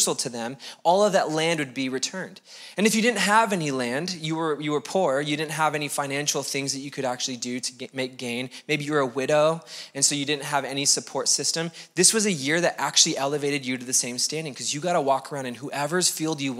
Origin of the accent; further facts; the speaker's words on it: United States; we're American